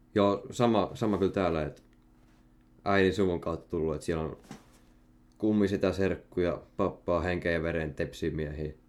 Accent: Salo, Southwest Finland, Finland; Mä oon Salosta

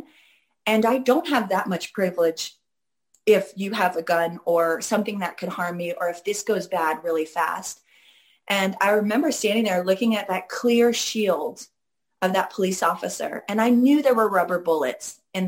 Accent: Seattle, Washington, United States; growing up in Seattle

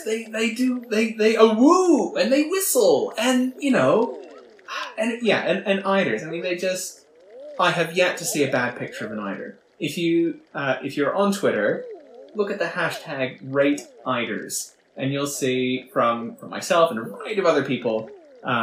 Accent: Canada; moved away as an adult; now in United Kingdom; I'm from Canada, if you couldn't tell from the accent. When I moved to the UK about 7 years ago

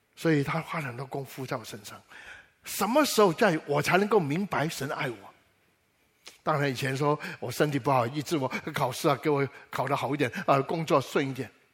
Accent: Taiwan; 我小时候在台湾

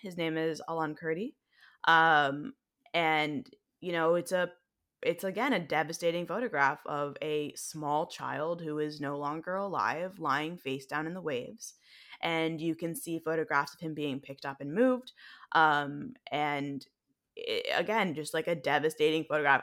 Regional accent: United States; accent: American; my American accent

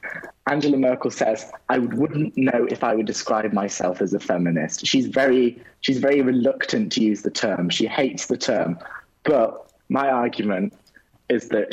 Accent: United Kingdom; moved away as an adult; now in Paris, France; I'm originally from Britain, where my family is German, and I live in France, obviously, for university.

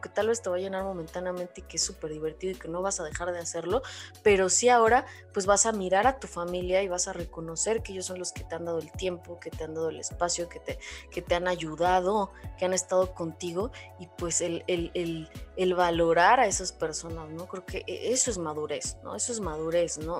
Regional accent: Mexico; nosotros los mexicanos

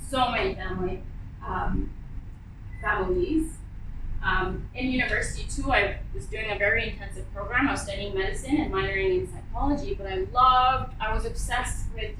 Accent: Bangladesh; now in United Arab Emirates; I'm from Bangladesh, and Bangladeshis in general are very communal, uh, well, community oriented.

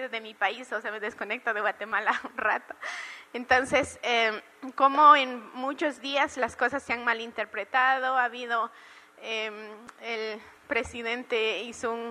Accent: Peru; soy la única peruana acá, Nilton me abandonó.

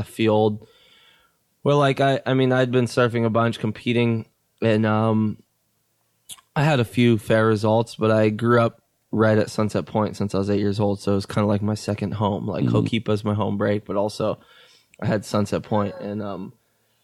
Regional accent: Maui, North Shore of Oahu, Hawaii, United States; I was born on Maui. And then at the age of 8, my mom moved to the North Shore of Oahu, and I kind of made the transition

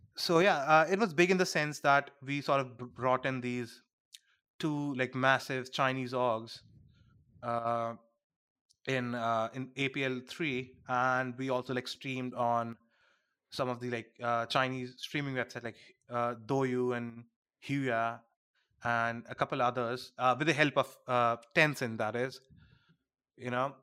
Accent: India; being an Indian

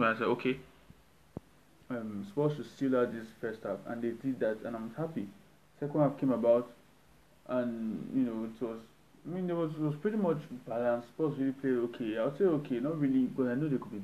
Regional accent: Nigeria; I'm Nigerian

